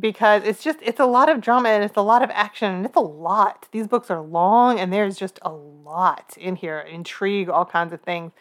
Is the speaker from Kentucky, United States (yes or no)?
yes; Kentucky, United States; we are from Kentucky